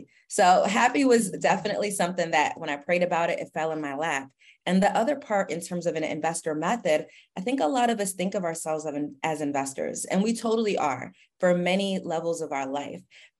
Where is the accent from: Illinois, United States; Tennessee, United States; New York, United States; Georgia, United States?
New York, United States; Queens; So I grew up in Queens and my parents are immigrants